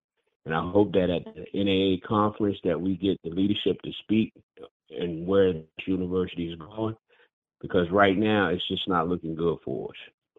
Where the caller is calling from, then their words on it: Florida, United States; calling from Chapel, Florida.